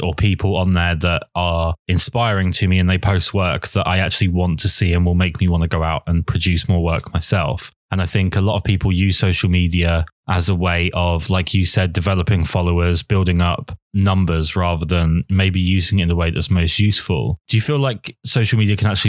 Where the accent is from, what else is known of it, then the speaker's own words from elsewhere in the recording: England, United Kingdom; I'm English